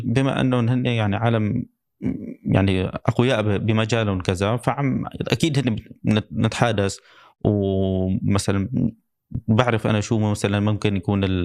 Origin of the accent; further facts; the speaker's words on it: Syria; now in Dubai, United Arab Emirates; من عندنا بسوريا